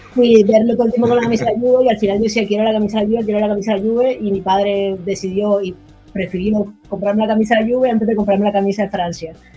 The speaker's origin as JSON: {"language": "Spanish", "country": "Colombia", "said": "yo soy de Colombia"}